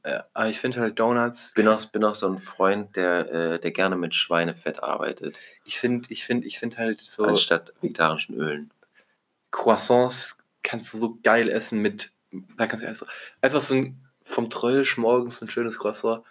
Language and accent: German; Germany; als Deutscher